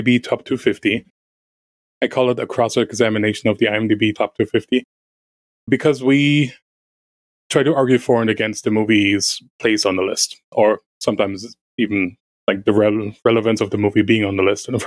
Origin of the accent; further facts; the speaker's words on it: Germany; first language German; English is a second language; moved away; I'm native German